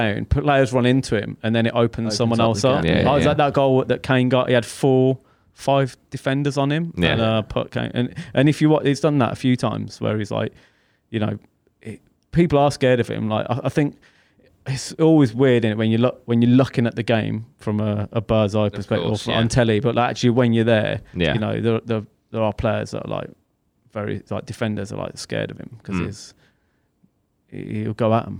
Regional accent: England, United Kingdom; especially England as well. And I think this is why we used to be very like, you know, we're English, we won't go down.

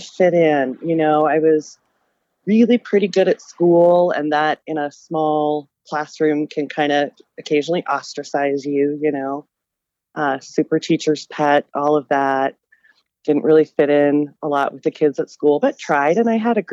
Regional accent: Denver, Colorado, United States; I grew up in Denver

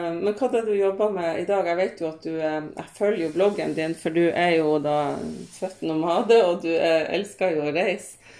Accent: Hadsel, Nordland, Norway; lokalavisa hjemme i Hadsel

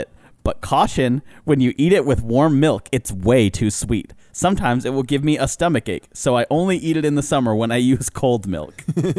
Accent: Ireland; I'm Irish.

